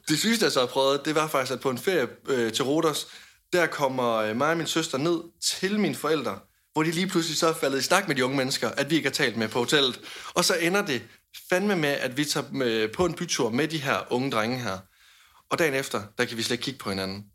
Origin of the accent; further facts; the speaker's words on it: Denmark; hjemme i Danmark